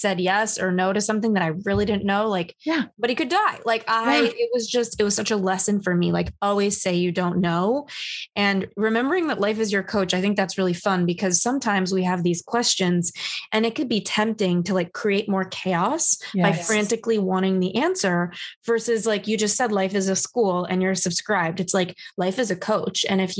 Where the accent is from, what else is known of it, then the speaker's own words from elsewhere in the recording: Los Angeles, California, United States; I grew up in Los Angeles where everybody's perfect.